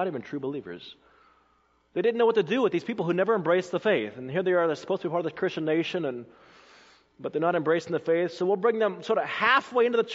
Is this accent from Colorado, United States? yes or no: yes; Colorado, United States; moved away as an adult; also born or lived in South Carolina; I grew up in Colorado when I first came as a student to South Carolina in 1996